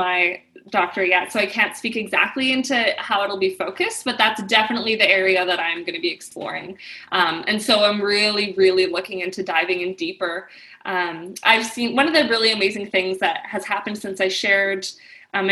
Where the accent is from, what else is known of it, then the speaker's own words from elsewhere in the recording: about an hour outside of Toronto, Ontario, Canada; I'm Canadian. I live about an hour outside of Toronto, or that's where I grew up